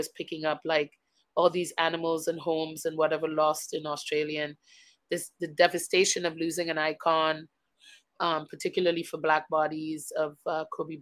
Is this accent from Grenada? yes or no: yes; Grenada; moved away; also born or lived in Guyana; I was born on South America in the country of Guyana, and then I moved to Grenada when I was very young. So I claim Grenada as home simply because it is where my most fundamental memories live